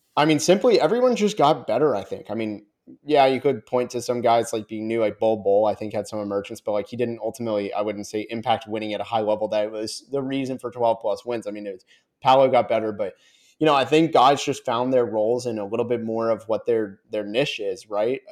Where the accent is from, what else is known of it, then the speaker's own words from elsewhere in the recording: Orlando, Florida, United States; I'm from Orlando